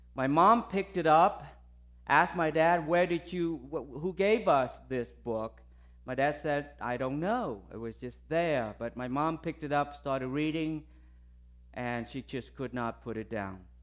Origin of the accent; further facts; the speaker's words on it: Tampa, Florida, United States; I'm from Tampa.